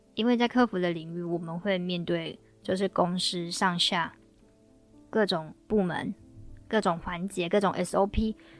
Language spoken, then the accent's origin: Chinese; Taiwan; 我们台湾这边